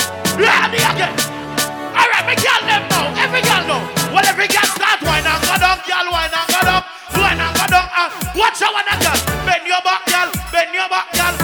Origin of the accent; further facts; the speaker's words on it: Jamaica; moved away; We are from Jamaica